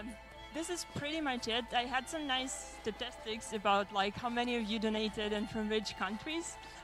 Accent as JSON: {"language": "English", "country": "Ukraine", "said": "we are from Ukraine"}